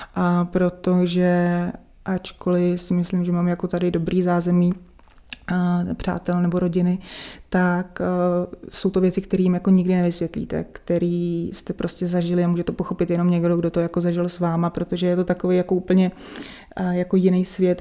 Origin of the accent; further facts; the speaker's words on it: Czechia; tady u nás v Čechách